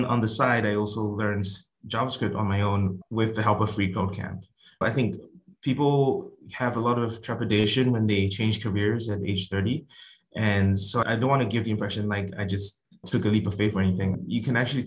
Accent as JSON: {"language": "English", "country": "Singapore", "moved": "as an adult", "lives_now": "United States", "said": "I'm originally from Singapore and moved to the US for a career in finance"}